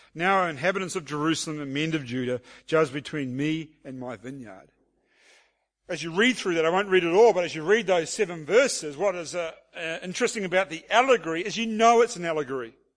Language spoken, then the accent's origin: English; New Zealand; being a New Zealander